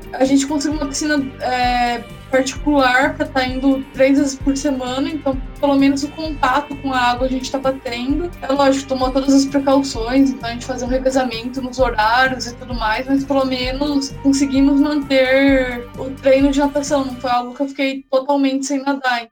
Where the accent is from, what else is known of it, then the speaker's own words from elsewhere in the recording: Araras, São Paulo, Brazil; eu sou nascida em Araras, no interior de São Paulo